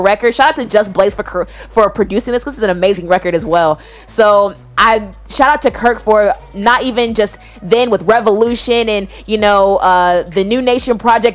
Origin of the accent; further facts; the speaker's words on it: Atlanta, Georgia, United States; We both from Atlanta